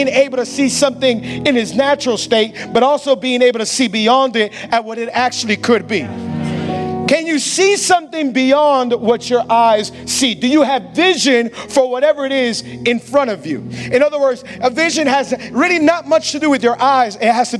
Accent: Hialeah, Florida, United States; I was born and raised in Hialeah.

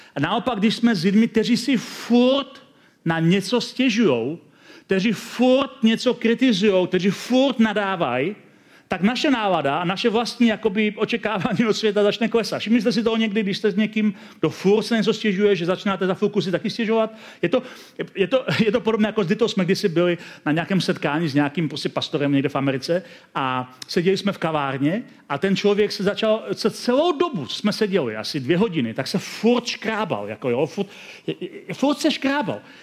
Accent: Czechia; also born or lived in Hradec Králové; My máme jako Češi v některé, své, některé svých částech své kultury temné stránky

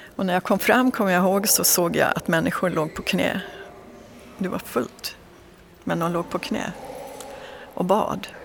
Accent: Dalarna County, Sweden; så är jag född och uppväxt i en liten by i Dalarna

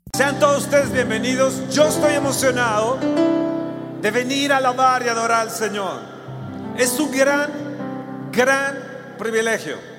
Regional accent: Mexico; nosotros como mexicanos

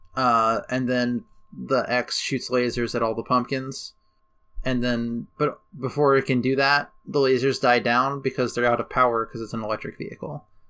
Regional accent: United States; We grew up in the United States, uh, education system.

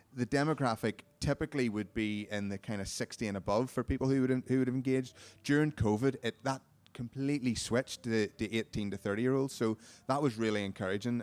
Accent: Carrickfergus, Northern Ireland, United Kingdom; my hometown, uh, Carrick Fergus

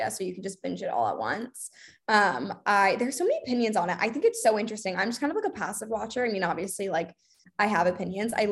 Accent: England, United Kingdom; I I never did dare in high school because I grew up partially in England, so we didn't have dare

